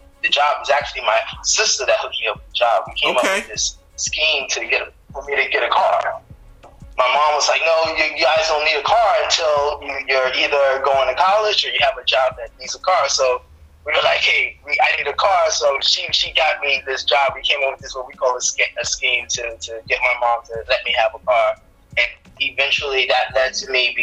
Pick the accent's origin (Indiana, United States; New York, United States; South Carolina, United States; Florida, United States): New York, United States; New York City; I grew up in the University Morris Heights section of the Bronx